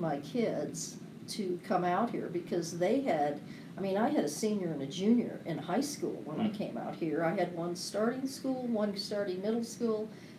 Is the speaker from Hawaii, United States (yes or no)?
no; California, United States; moved away as an adult; honey, I'm from California.